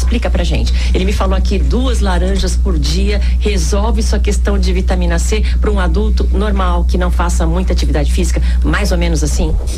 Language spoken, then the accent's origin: Portuguese; Northeast Brazil, Brazil; now in Guarujá, Brazil; Eu tenho 62 anos e sou nordestina. Como uma boa nordestina